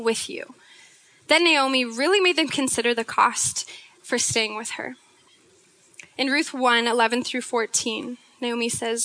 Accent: Snohomish, Washington, United States; I hail from Snohomish, Washington

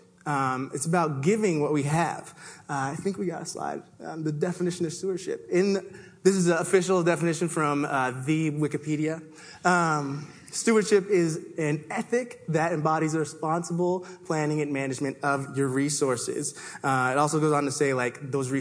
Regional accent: Toronto, Ontario, Canada; now in Seattle, United States; I was born and raised in Toronto

